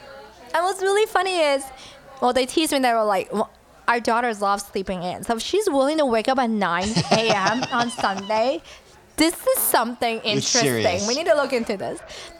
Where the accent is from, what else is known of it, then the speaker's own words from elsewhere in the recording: Hong Kong; Yeah, so I was born in Hong Kong. Very, like, kind of middle class.